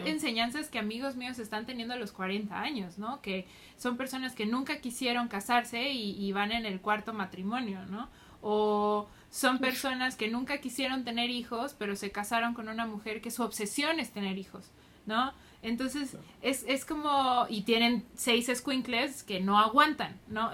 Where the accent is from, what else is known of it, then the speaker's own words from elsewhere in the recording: Mexico; como mexicanos